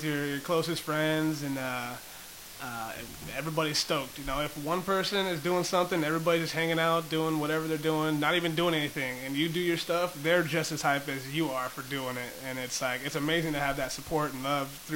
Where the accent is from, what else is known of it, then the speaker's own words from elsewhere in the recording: San Diego, California, United States; My whole childhood, I kind of bounced around throughout everywhere in San Diego mostly